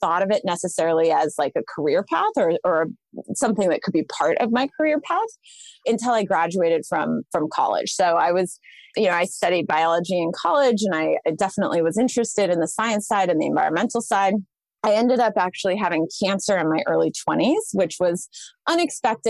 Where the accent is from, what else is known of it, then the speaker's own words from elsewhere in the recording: Sonoma County, Northern California, United States; I grew up in Northern California in Sonoma County